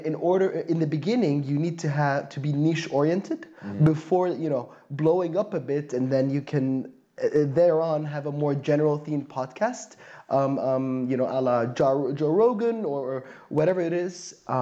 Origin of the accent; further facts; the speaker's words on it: Syria; also born or lived in Saudi Arabia / Slovakia; now in Berlin, Germany; I come from Syria, but I lived in Saudi Arabia, Slovakia, and a few other places, actually, before settling into this beautiful German, non-German city that is Berlin.